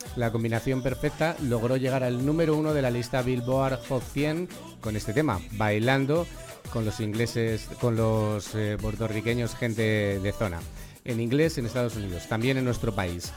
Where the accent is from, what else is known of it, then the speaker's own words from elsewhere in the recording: Salamanca, Castile and León, Spain; nuestra ciudad